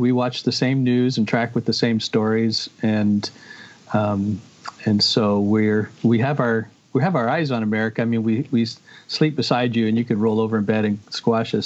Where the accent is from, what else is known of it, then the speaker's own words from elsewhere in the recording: Canada; I see myself not primarily as a Canadian